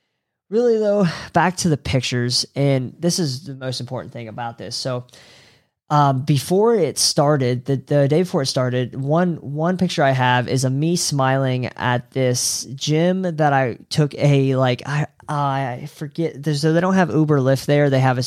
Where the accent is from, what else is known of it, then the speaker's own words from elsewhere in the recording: Eastern US, United States; so I'm from the Eastern time zone in the US, and Bali is 12 hours difference in the future.